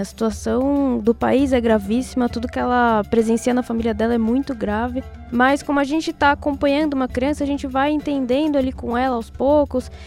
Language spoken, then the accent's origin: Portuguese; Brazil; moved away; quando eu saí do Brasil, eu não era mais amarela, eu era uma brasileira